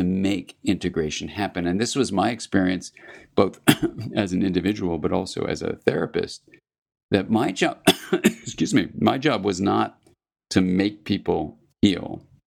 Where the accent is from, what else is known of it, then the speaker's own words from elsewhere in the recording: California, United States; I'm from California